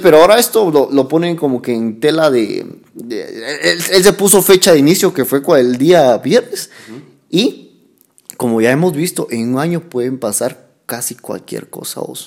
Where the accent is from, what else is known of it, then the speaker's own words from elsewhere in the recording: Guatemala; el Estado de Derecho que tenemos como guatemaltecos